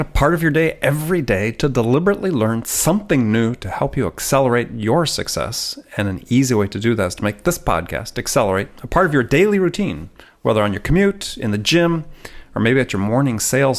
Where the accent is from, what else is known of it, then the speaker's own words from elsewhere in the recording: Midwest, United States; growing up in the Midwest